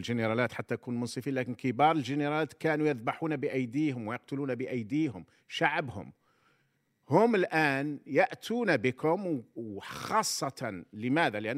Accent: Algeria; احنا نسموه عندنا في الجزائر كنا نسموهم الحركه

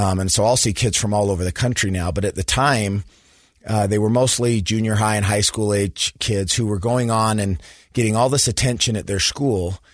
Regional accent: Sandy, Utah, United States; I grew up in Sandy, Utah, so went to Skyline High School, graduated from the University of Utah.

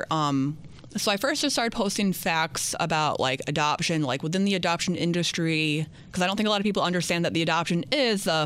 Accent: Louisiana, United States; born there; If I I was born in Louisiana, if I contacted Louisiana

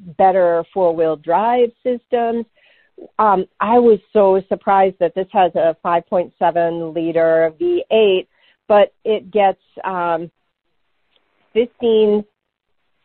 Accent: New England, United States; When I was a kid growing up in New England, my family had a Wagoneer

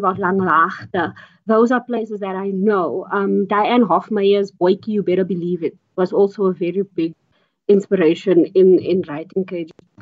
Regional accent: Johannesburg, Gauteng, South Africa; also born or lived in Bella Vista, Johannesburg South; I'm from Elders.

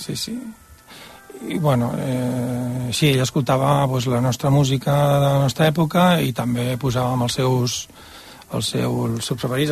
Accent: Barcelona, Catalonia, Spain; also born or lived in Tordera; nosaltres som de Barcelona

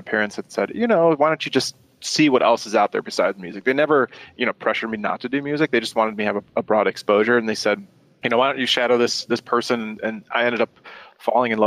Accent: Detroit, Michigan, United States; also born or lived in Germany; I grew up in Germany for the first couple of years and then moved to the States. My dad worked for the automotive industry, so we moved to Detroit, Michigan

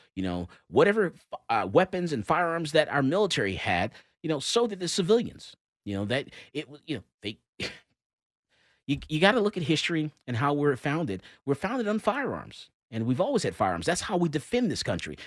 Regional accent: Florida, United States; also born or lived in Georgia; I'm from Florida

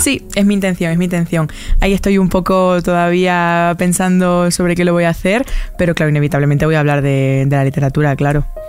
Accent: Almendralejo, Extremadura, Spain; soy muy fan de mi tierra y la llevo por bandera siempre

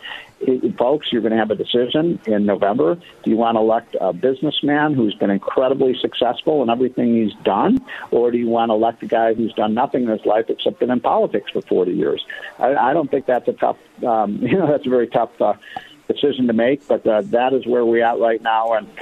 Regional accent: Chicago, Illinois, United States; I grew up in Chicago

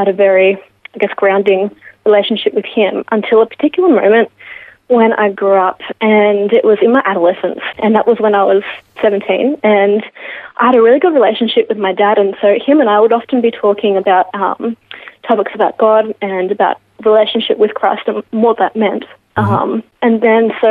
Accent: Geelong, Victoria, Australia; Born and raised in Geelong.

